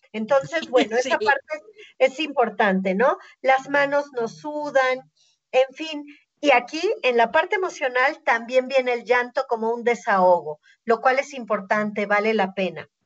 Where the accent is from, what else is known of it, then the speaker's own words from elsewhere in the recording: Mexico; Somos mexicanos